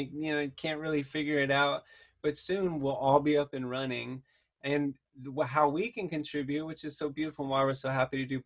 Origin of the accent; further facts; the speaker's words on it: the South, United States; moved away; I grew up in the South